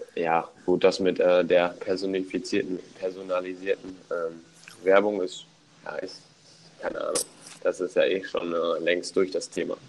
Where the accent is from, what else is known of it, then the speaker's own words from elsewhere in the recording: Germany; now in United States; bei uns in Deutschland